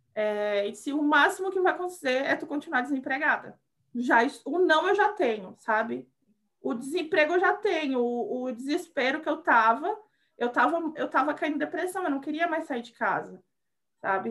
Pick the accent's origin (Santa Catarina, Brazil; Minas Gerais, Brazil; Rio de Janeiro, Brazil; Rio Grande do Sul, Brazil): Rio Grande do Sul, Brazil; moved away as an adult; also born or lived in Salvador, Bahia; eu sou do Rio Grande do Sul, é, mas eu fiquei muitos anos na Bahia, em Salvador.